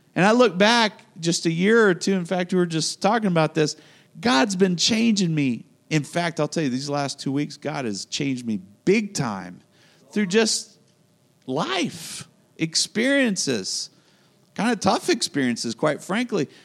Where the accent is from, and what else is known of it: United States